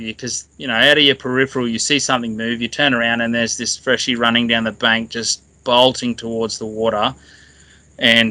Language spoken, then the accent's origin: English; Katherine, Northern Territory, Australia; now in Darwin, Australia; I was actually born and raised in Katherine, so like 300 K south.